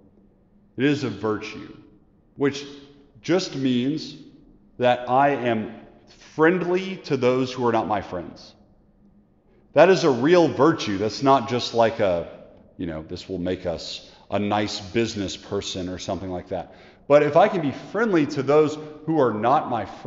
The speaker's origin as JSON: {"language": "English", "country": "United States", "said": "We live, as American disciples, a very individualistic lifestyle"}